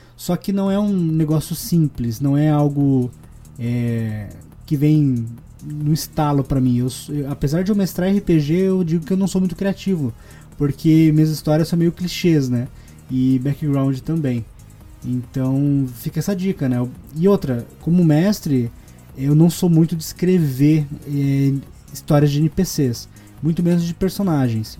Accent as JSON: {"language": "Portuguese", "town": "Curitiba", "region": "Paraná", "country": "Brazil", "accent": "R puxado", "said": "eu sou de Curitiba e eu tenho muito costume de puxar o R para tudo"}